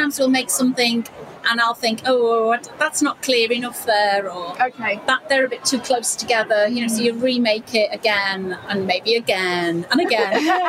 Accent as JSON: {"language": "English", "town": "Wirral", "region": "North West England", "country": "United Kingdom", "said": "You can probably tell by my accent, we're from near Liverpool. If I say the Wirral, nobody's ever heard of it. So I say near Liverpool."}